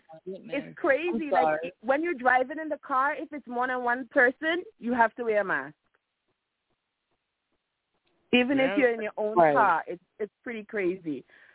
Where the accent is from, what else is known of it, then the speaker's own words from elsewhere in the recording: Trinidad & Tobago; I'm a Trinidadian, not a Jamaican.